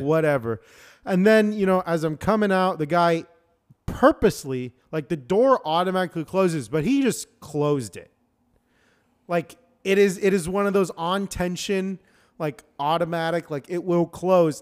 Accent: Florida, United States; also born or lived in Michigan; now in Washington, United States; I'm from Freedom Land

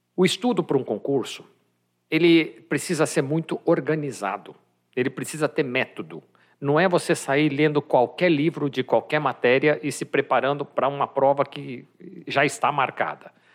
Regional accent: São Paulo, Brazil; also born or lived in Campinas; sou de São Paulo, mas fui estudar em Campinas

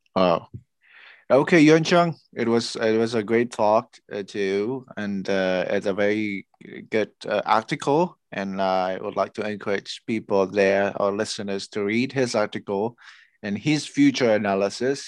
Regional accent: Indonesia; I'm originally from Indonesia

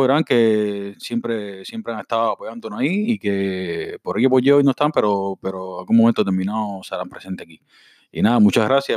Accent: Cuba; todos somos cubanos

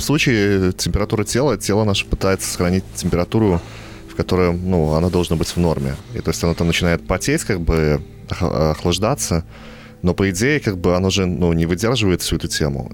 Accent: Belarus; also born or lived in Vitebsk; мы, бедные нищие белорусы

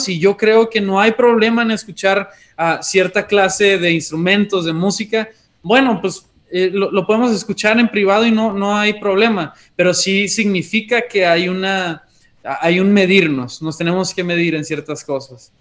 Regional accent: Monterrey, Nuevo León, Mexico; also born or lived in Chihuahua; aunque somos originarios de Monterrey, nos fuimos dos años a Chihuahua y acabamos de regresar hace cinco meses

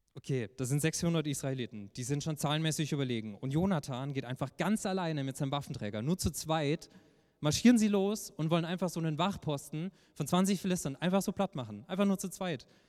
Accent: Heilbronn, Baden-Württemberg, Germany; war ich damals in der Kirche in Heilbronn, wo ich herkomme, in einer Jugendgruppe.

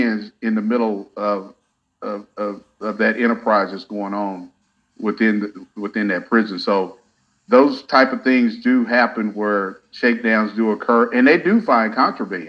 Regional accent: Hobbs, New Mexico, United States; I started out working at a county jail back home in New Mexico

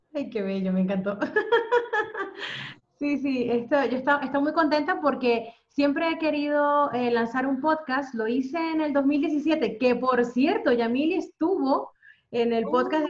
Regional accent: Venezuela; also born or lived in Spain / United Kingdom; now in Netherlands; yo soy venezolana

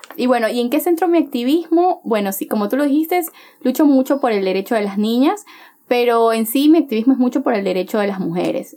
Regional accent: Chone, Manabí, Ecuador; now in Guayaquil, Ecuador; yo soy de Chone, yo soy de Chone, Manabí

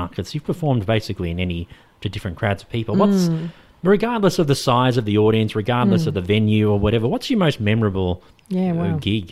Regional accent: Australia

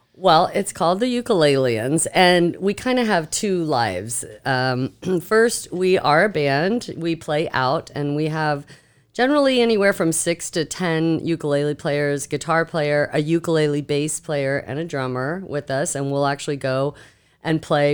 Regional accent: Seminole County, Florida, United States; I grew up here in Seminole County.

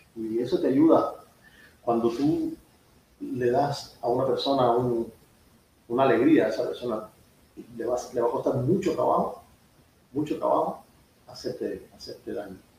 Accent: Cuba; moved away as an adult; also born or lived in Seville, Spain; now in United States; yo creo que los cubanos siempre fuimos

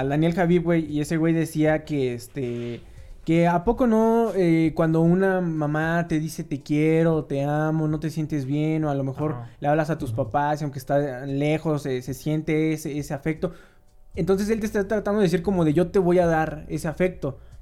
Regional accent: Mexico; como mexicanos

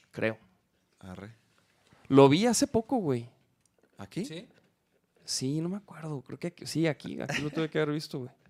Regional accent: Chihuahua, Mexico; De Chihuahua.

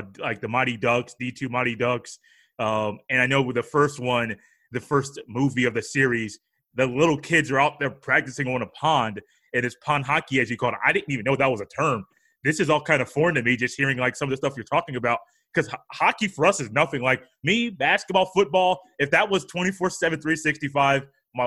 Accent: United States; as an American

